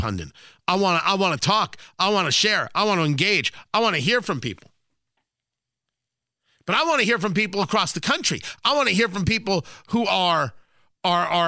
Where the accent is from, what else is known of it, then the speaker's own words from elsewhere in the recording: New Jersey, United States; also born or lived in Brooklyn, New York; now in Indianapolis, United States; I was born in Brooklyn. I grew up in Jersey. I live in Indianapolis, and I'm thrilled to live in Indiana.